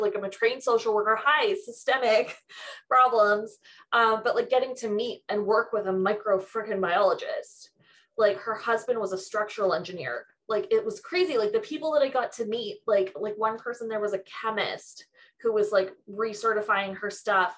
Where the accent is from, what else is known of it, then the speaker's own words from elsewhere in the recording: Mississauga, Ontario, Canada; I grew up in Mississauga which is one of the most multicultural places in Ontario